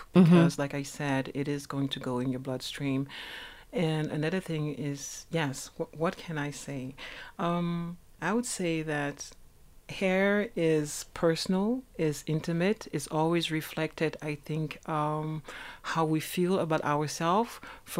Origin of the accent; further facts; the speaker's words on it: France; also born or lived in Switzerland; I'm from France and Switzerland, but I started here in South Africa